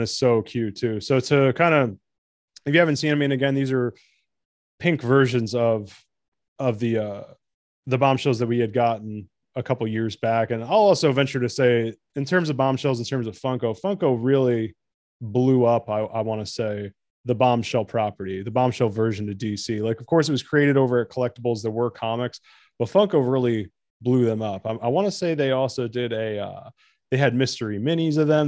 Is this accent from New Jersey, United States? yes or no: yes; New Jersey, United States; I'm from New Jersey